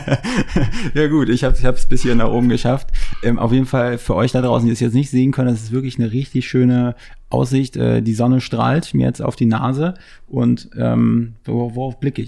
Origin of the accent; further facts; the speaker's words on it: Mecklenburg-Vorpommern, Germany; moved away as an adult; now in Berlin, Germany; ich komme aus MacPom